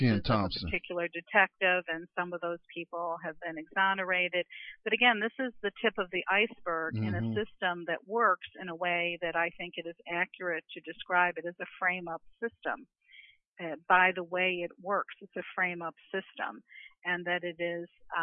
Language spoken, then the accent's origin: English; New York, United States; I'm from New York